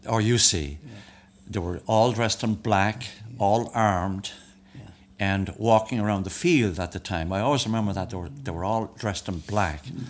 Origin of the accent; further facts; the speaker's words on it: Dublin, Leinster, Ireland; moved away; also born or lived in Florida; I moved from Glasnevin.